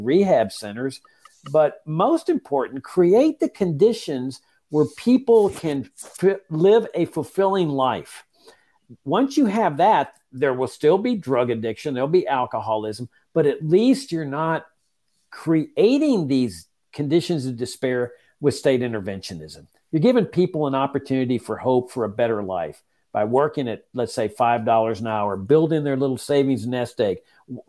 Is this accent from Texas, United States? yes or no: yes; Laredo, Texas, United States; In my hometown, when I got back to practice law of Laredo, Texas